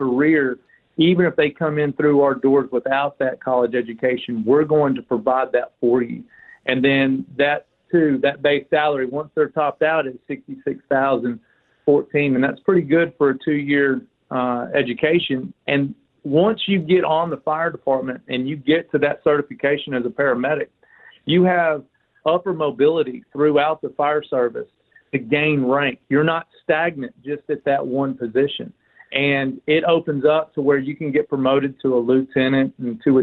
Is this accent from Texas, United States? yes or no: no; Bartlett, Tennessee, United States; I grew up in Bartlett, but, you know, run and gun throughout the streets of Memphis